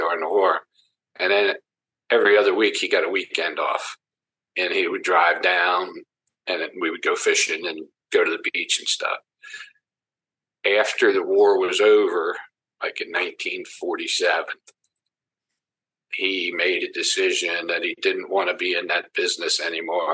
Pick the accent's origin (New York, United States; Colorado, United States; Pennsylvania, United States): Pennsylvania, United States; a town outside Philadelphia; I was born in Pennsylvania, just a town right outside of Philadelphia, Pennsylvania